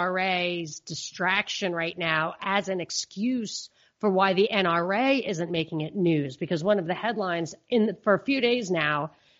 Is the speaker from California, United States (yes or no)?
no; New York, United States; also born or lived in Georgia / Texas; places where I've lived and as a New Yorker was in the beginning like amazed that everybody isn't a Democrat.